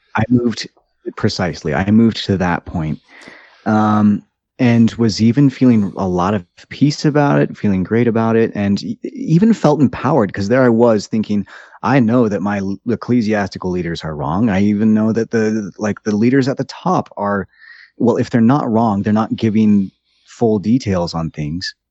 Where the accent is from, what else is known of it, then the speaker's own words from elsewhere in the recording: United States; also born or lived in Brazil; I grew up in the United States